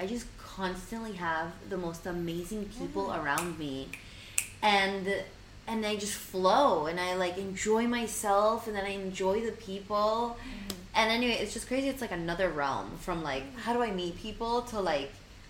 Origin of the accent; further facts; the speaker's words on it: Argentina; moved away; So, like, I moved here 2 years ago from Argentina.